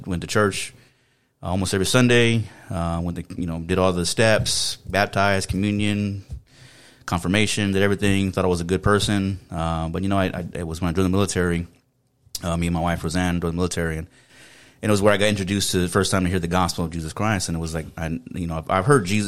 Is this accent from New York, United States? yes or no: no; San Antonio, Texas, United States; accent: South Texas; moved away; I was pretty much um, born and raised in San Antonio, Texas.